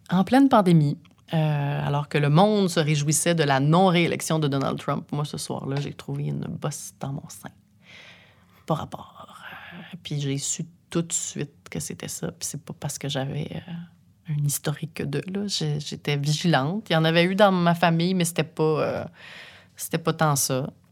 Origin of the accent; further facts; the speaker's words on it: Saint-Eustache, Quebec, Canada; j'ai grandi à Saint-Eustache